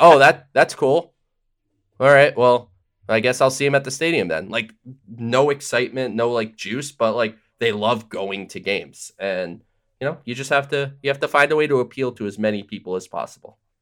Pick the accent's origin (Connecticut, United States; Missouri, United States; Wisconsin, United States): Connecticut, United States; Southern; I'm from Southern Connecticut